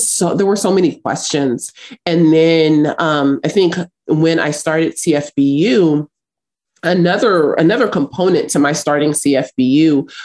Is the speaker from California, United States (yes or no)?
yes; Los Angeles, California, United States; also born or lived in South Africa; I grew up in South Central Los Angeles, and I grew up fighting